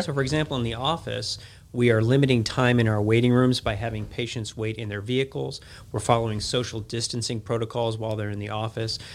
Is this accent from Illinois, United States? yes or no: yes; Chicago, Illinois, United States; moved away as an adult; now in Jackson, United States; I was born and raised in Chicago